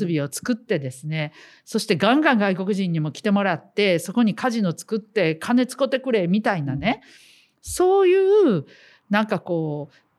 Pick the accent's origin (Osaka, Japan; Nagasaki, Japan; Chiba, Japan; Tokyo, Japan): Osaka, Japan; 私たちはまあ地元大阪ですけどね